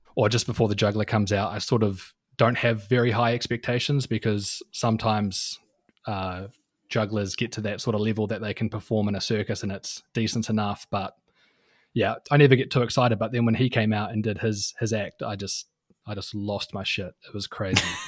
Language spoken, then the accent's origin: English; New Zealand